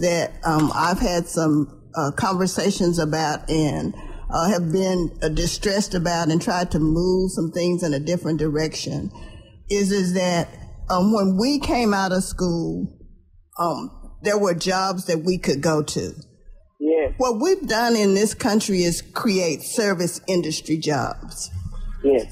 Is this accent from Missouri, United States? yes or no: no; Dallas, Texas, United States; I grew up here in Dallas